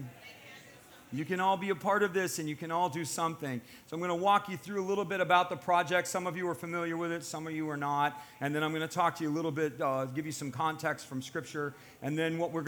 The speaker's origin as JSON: {"language": "English", "country": "United States", "said": "I'm an American. My family's ancestry goes back to the founding of this country"}